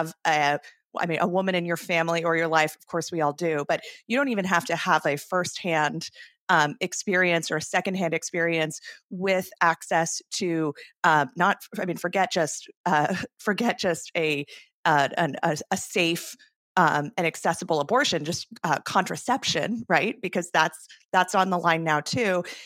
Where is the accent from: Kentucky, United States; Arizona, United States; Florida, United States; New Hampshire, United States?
Arizona, United States; my home state of Arizona